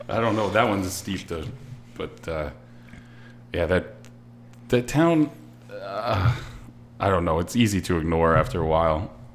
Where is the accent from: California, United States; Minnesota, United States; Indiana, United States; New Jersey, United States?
New Jersey, United States; Pine Lake Park; also born or lived in Lakehurst; I grew up in Pine Lake Park down the road